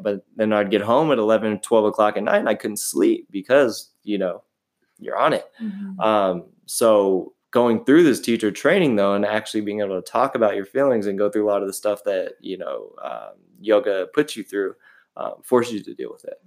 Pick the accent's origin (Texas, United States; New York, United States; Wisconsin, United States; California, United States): California, United States; San Diego; now in Huntington Beach, United States; I am from San Diego. Um, I now live in the beautiful Huntington Beach, California